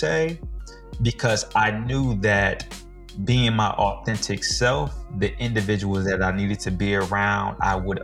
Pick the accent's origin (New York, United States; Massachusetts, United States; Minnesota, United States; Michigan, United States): Michigan, United States; moved away as an adult; We came down from Michigan together. We went to junior high and high school together.